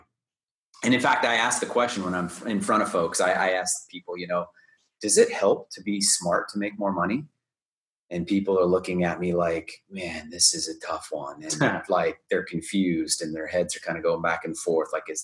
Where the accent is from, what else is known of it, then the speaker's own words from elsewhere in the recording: Southern California, United States; I grew up in Southern California